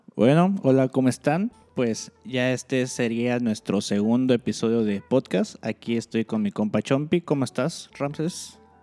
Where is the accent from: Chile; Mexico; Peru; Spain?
Mexico; Cancún, Quintana Roo; moved away; yo que soy de Cancún